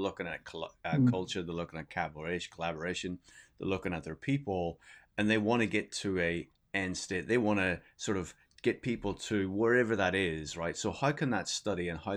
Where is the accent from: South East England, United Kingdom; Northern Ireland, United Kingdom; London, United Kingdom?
Northern Ireland, United Kingdom; Belfast; also born or lived in Manchester, England; now in New York, United States; Belfast. But I did spend time in Manchester